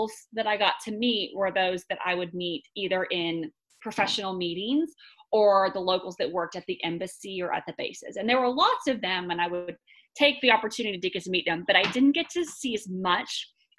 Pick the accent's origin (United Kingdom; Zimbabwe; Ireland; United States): United States; Texas; also born or lived in North Carolina / Washington, D.C.; I am from Texas originally. I grew up here